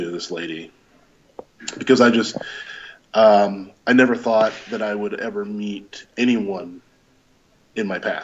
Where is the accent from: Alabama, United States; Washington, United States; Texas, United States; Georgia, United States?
Georgia, United States; also born or lived in Louisville, Kentucky; we moved from Kentucky to Georgia around 6 years old